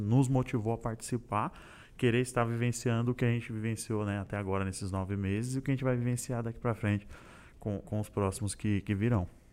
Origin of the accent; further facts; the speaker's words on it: Santo André, São Paulo, Brazil; sou de Santo André, do Grande ABC Paulista